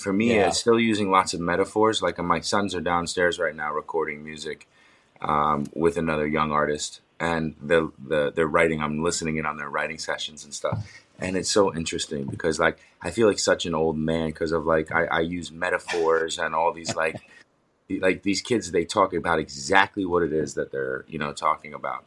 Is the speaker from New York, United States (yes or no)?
yes; New York, United States; also born or lived in Los Angeles, California / Bend, Oregon; now in New Jersey, United States; I'm from New York and we live in New York, in New Jersey